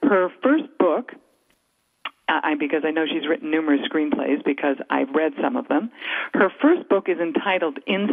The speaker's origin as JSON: {"language": "English", "region": "Western Canada", "country": "Canada", "tie": "born or raised there", "said": "you and I grew up in Western Canada in a very conservative environment."}